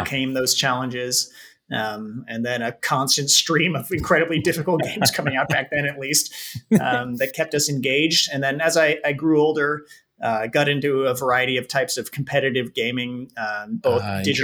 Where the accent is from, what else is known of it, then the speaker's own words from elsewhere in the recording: San Francisco Bay Area, California, United States; also born or lived in Japan; I grew up in the San Francisco Bay Area, which has been a hotbed of game development activity for many years here in California.